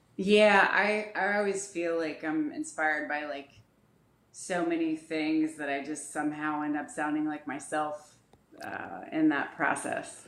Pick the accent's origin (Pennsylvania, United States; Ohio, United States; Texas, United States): Ohio, United States; Dayton; I grew up in uh, Dayton, Ohio.